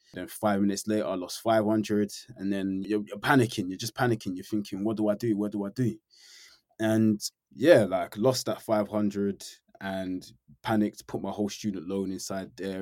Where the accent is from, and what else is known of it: London, United Kingdom; born or raised there; now in Norfolk, United Kingdom